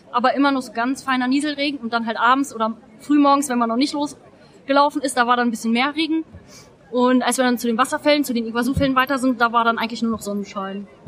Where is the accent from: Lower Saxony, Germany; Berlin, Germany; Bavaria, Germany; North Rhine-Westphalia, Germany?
Lower Saxony, Germany; Hanover; ich bin aus Hannover